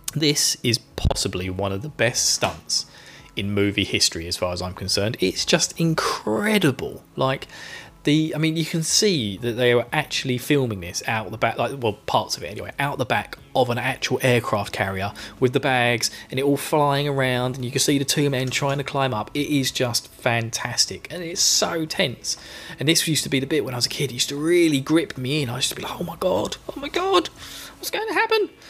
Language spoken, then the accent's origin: English; England, United Kingdom; now in Essex, United Kingdom; I'm English